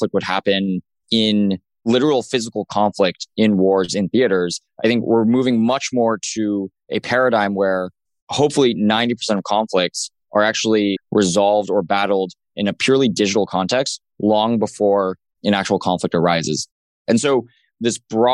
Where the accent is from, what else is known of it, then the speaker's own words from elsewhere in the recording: Los Alamos, New Mexico, United States; I grew up in Los Alamos, New Mexico, which is the birthplace of the atomic bomb